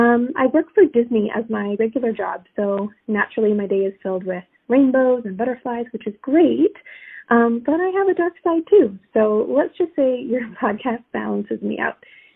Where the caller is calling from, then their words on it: Toronto, Ontario, Canada; Hey there … I'm from the Toronto area.